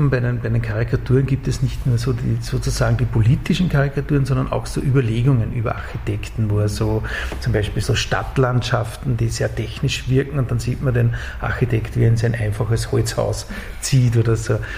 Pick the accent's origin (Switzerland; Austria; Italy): Austria; Upper Austria; Ja, ich komme aus Oberösterreich und dann war ich, wie ich dann in, in, Linz in diesem Studio war